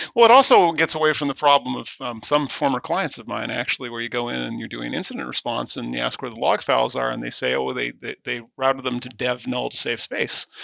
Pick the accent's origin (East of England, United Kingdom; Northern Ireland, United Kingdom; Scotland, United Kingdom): Scotland, United Kingdom; I am Scottish